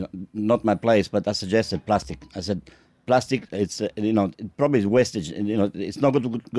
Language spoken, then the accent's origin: English; Italy; I'm Italian.